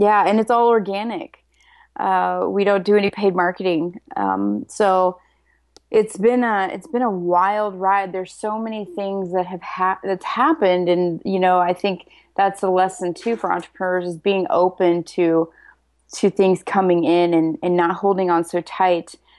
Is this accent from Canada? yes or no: no; Nebraska, United States; moved away as an adult; now in San Diego, United States; I'm from Nebraska, and I live in San Diego now. So I moved out here about 12 years ago